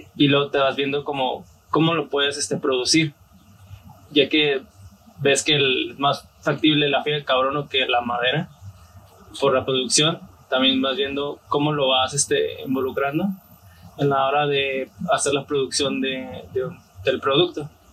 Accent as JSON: {"language": "Spanish", "town": "Tijuana", "region": "Baja California", "country": "Mexico", "tie": "born or raised there", "said": "soy aquí de Tijuana. Eh, mi familia es de Guadalajara, pero soy aquí originario de Tijuana"}